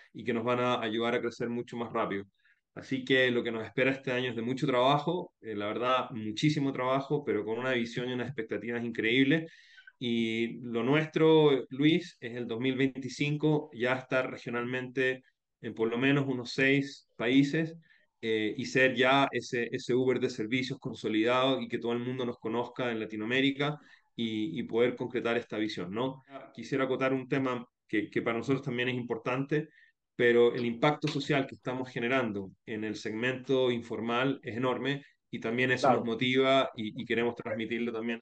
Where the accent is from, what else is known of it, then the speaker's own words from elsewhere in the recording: Chile; moved away as an adult; also born or lived in Spain; now in Guayaquil, Ecuador; Yo soy de origen chileno, eh, pero hace 15 años me radiqué en, Ecuador, después de haber vivido